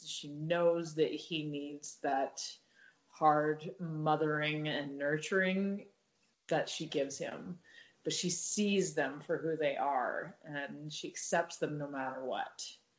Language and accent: English; Utah, United States; well, when I was growing up in Utah, it was the gay Denny's in Salt Lake City